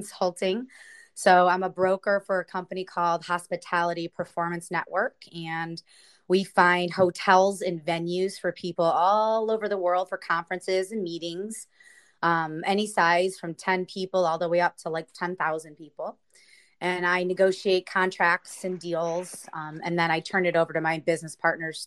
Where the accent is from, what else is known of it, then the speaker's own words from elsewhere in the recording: Cleveland, Ohio, United States; moved away as an adult; now in San Diego, United States; I'm originally from Cleveland, Ohio